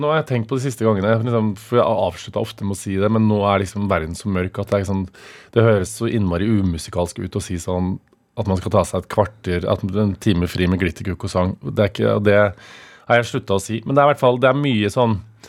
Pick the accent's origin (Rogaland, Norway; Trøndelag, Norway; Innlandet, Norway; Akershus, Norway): Trøndelag, Norway; Stjørdal; now in Oslo, Norway; når jeg er hjemme på Stjørdal